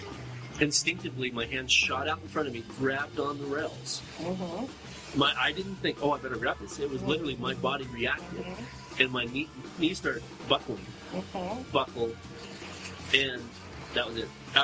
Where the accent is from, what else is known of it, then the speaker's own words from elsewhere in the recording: California, United States; And as I'm waking up, mind you, this doctor, which I came from California, I'm young, I'm still a kid at this point.